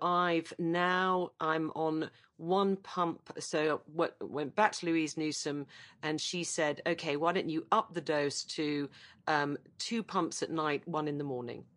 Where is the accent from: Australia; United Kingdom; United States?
United Kingdom; as a Brit